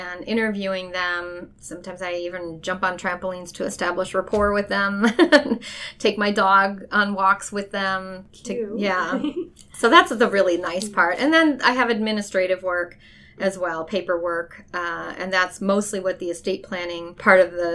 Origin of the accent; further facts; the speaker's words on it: Cleveland, Ohio, United States; I grew up in Cleveland, Ohio